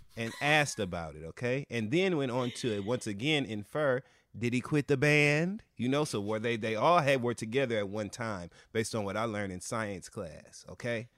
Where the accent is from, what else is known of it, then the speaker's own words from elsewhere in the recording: Michigan, United States; We're both from Michigan, both Midwestern black gay boys